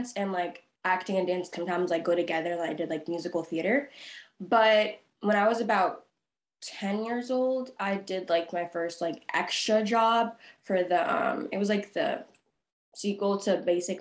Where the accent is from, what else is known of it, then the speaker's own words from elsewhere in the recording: Boston, Massachusetts, United States; I'm from Boston